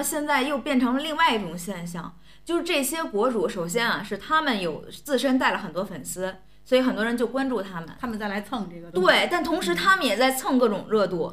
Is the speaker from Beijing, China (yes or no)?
no; Tianjin, China; 我也想作为天津市民